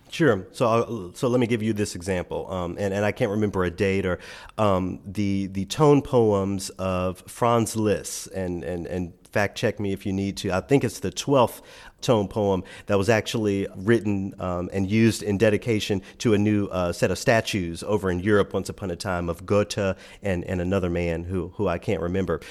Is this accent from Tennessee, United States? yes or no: yes; Memphis, Tennessee, United States; moved away; my hometown of Memphis